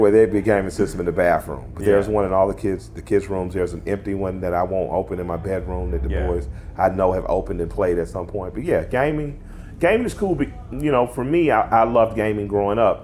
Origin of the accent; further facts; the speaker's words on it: the South, United States; I'm from the South.